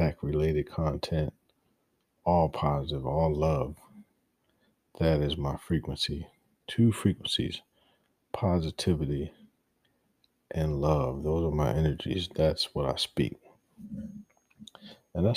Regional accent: Baltimore, Maryland, United States; moved away; I'm from Baltimore. My city is hurting, and I don't care where I am in the world, that's my root, that's where I come from

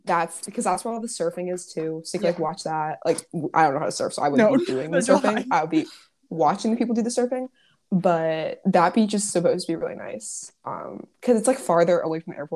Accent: Washington, District of Columbia, United States; because we're from Washington DC, right?

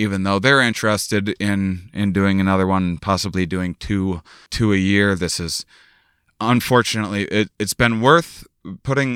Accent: La Crosse, Wisconsin, United States; born or raised there; moved away

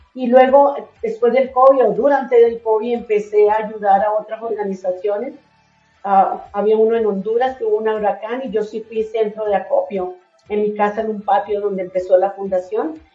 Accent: Venezuela; moved away as an adult; also born or lived in Colombia / Miami, United States; now in Utah, United States; me crié en Venezuela aunque soy colombiana

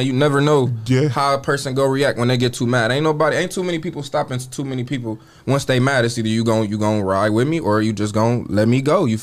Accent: Ohio, United States; I grew up on the west, like in the X, and then I grew up on the south. Like, I grew up on Pinewood and Door Street

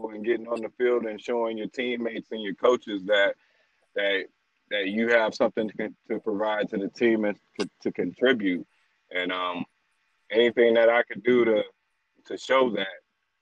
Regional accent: Cleveland, Ohio, United States; moved away as an adult; also born or lived in Whitehall, Ohio / Scottsdale, Arizona; now in Florida, United States; as a kid growing up in Cleveland, Ohio

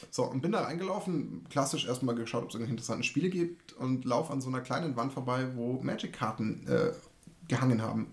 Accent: Munich area, Bavaria, Germany; ich komme aus dem Raum München

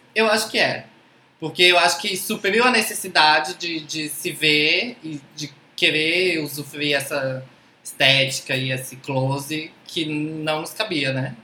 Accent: Tocantins, Brazil; moved away; also born or lived in Southeast Brazil; eu nasci em Tocantins

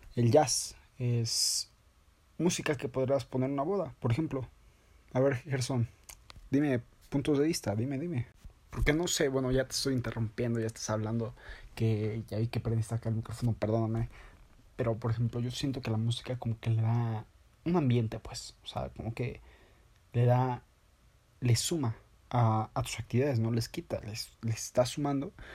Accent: Sonora, Mexico; soy de Sonora

